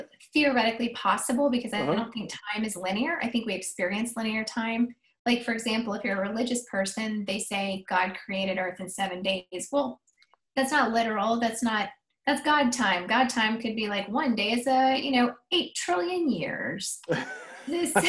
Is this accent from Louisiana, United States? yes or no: no; Austin, Texas, United States; I grew up in Austin